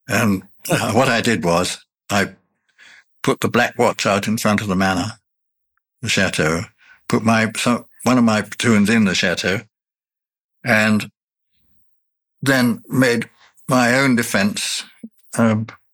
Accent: Ireland; I'm an Irishman

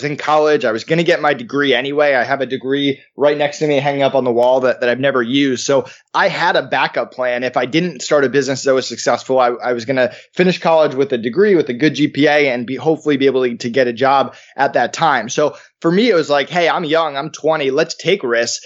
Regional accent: East Longmeadow, Massachusetts, United States; I grew up in East Longmeadow, which was a middle-class neighborhood, and I went to school in Longmeadow because my dad was a teacher there.

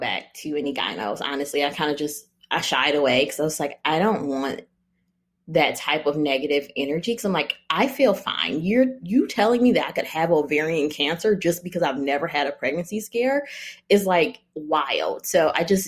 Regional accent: Michigan, United States; moved away as an adult; now in California, United States; I am from Michigan. My husband is from Ohio

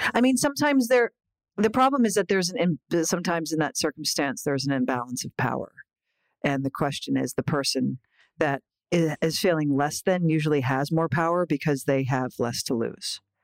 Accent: Philadelphia, Pennsylvania, United States; moved away; I love going back home to Philly

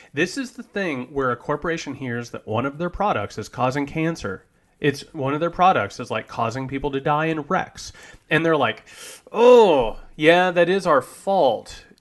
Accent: Indiana, United States; I'm from Indiana

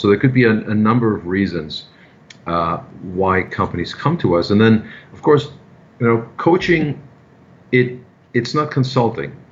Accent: Germany; now in New York City, United States; I'm originally from Germany.

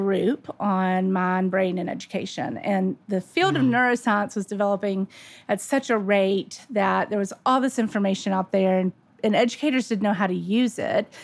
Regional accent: Birmingham, Alabama, United States; also born or lived in Nashville, Tennessee; I grew up in Birmingham, Alabama

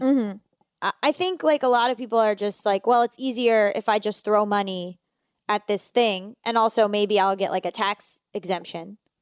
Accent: Florida, United States; I'm from Florida

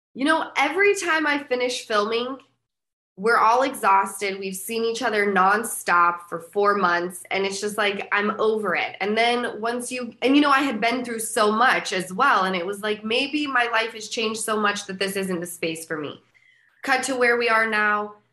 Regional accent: Utah, United States; moved away; I'm from Utah

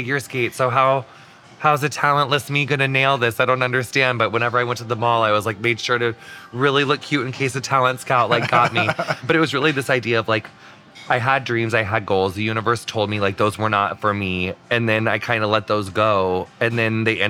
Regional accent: Adams County, Illinois, United States; also born or lived in Los Angeles / New York; now in Texas, United States; I grew up in Illinois, which is obviously like we have Chicago, thank God. But where I'm from is this county called Adams

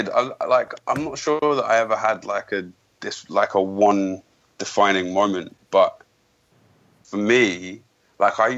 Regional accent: United Kingdom; I'm British. I'm British.

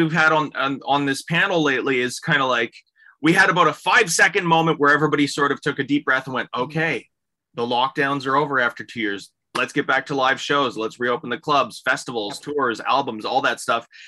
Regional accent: Canada; as Canadians, we're just kind of up here

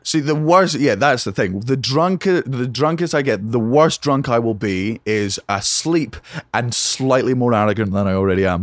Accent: Fife, Scotland, United Kingdom; also born or lived in Edinburgh; I grew up in a place called Fife

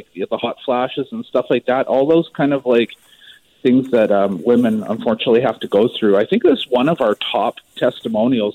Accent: Maple Ridge, British Columbia, Canada; moved away; I'm actually originally from Maple Ridge

